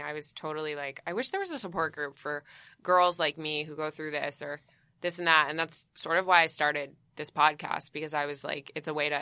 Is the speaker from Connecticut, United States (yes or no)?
yes; Connecticut, United States; also born or lived in New York; I'm like from New York. And mostly grew up in Connecticut mostly